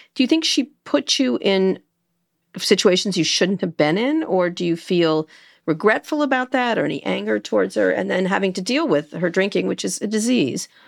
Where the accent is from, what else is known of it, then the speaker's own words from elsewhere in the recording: Princeton, New Jersey, United States; I grew up in Princeton